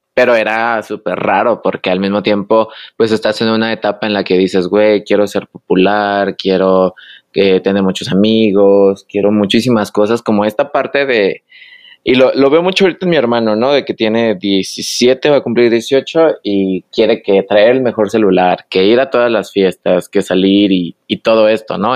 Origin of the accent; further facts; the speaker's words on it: Michoacán, Mexico; moved away as an adult; now in Guadalajara, Mexico; soy del estado de Michoacán.